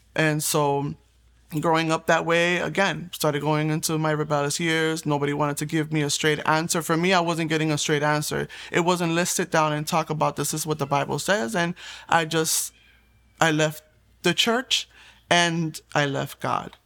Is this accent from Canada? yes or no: no; Puerto Rico; I was born in Puerto Rico